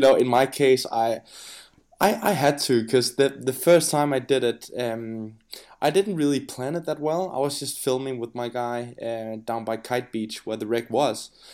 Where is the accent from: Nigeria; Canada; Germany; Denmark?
Denmark; I'm from Denmark, I'm Danish